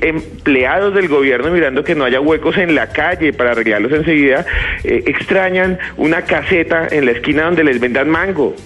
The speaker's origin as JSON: {"language": "Spanish", "country": "Colombia", "said": "Colombia también eh, exporta gente que somos nosotros mismos, colombianos"}